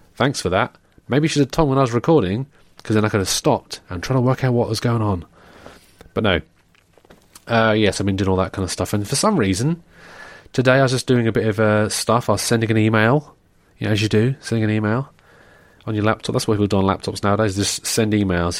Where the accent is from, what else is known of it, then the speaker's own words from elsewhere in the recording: England, United Kingdom; an English person, we don't, you know, we're not, we, we don't wanna offend people, but we're also quite rude